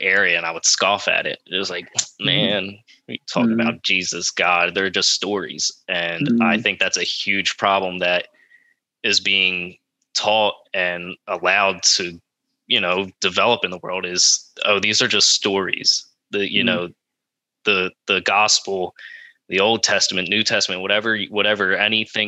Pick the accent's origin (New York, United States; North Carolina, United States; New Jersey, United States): New Jersey, United States; Elk Township; I'm from Elk Township, New Jersey